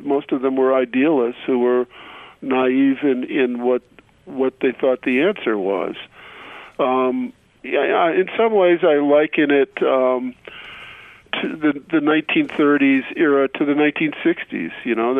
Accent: Detroit, Michigan, United States; also born or lived in Brooklyn / Ann Arbor / Cleveland / Bettendorf; I was only 3 years old by then and have only dim memories of that period, but we moved from Detroit to Brooklyn, where my father's parents lived, then to Ann Arbor, where my mother's parents lived, and then to Cleveland briefly, and then back to Detroit

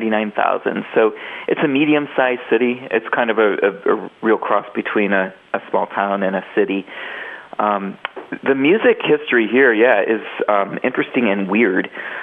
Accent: Akron, Ohio, United States; So I'm born in Akron, and I think I'm probably one of the few people of my generation who's never left.

